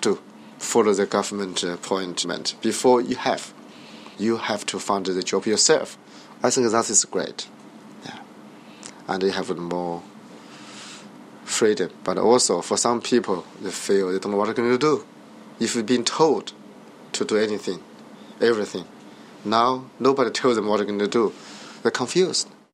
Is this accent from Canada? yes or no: no; China; moved away; also born or lived in Britain; I was born in China. I love my country